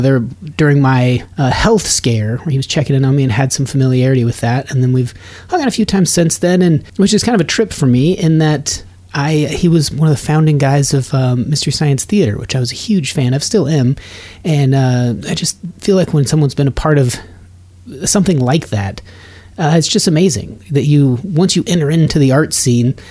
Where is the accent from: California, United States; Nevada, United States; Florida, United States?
Nevada, United States; moved away; also born or lived in Colorado; I grew up in Nevada, but I went to school in Colorado